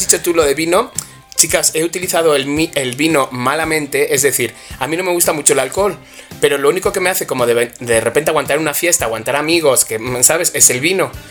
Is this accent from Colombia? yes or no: no; Alcobendas, Community of Madrid, Spain; los dos somos de Alcobendas